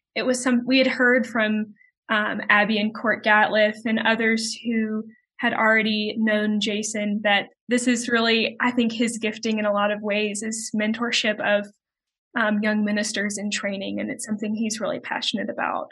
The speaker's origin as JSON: {"language": "English", "town": "Macon", "region": "Georgia", "country": "United States", "tie": "born or raised there", "moved": "as an adult", "lives_now": "Birmingham, United States", "said": "I am originally from Macon, Georgia, which is about an hour and a half south of Atlanta."}